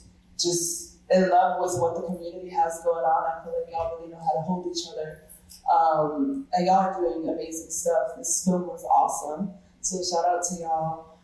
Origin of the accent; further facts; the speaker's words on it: Providence, Rhode Island, United States; I'm actually from Providence, Rhode Island.